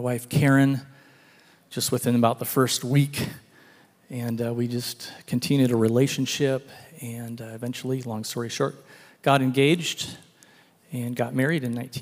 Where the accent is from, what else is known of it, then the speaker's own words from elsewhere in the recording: Elk Grove, California, United States; I grew up in Northern California. Went to a high school called Elk Grove High School